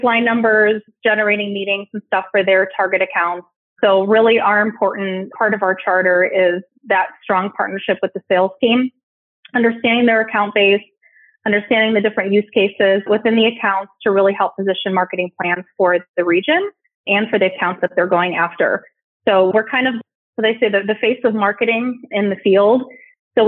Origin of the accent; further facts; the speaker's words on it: Chicago, Illinois, United States; moved away as an adult; now in Southern California, United States; So I am in Southern California, but I'm originally from Chicago. I made my move to the West Coast about 4 years ago, but I will always be a Midwesterner at heart